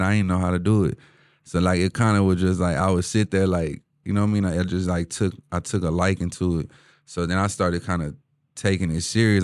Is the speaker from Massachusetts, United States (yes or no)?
no; Houston, Texas, United States; H-Town, born and raised, uh, east side of H-Town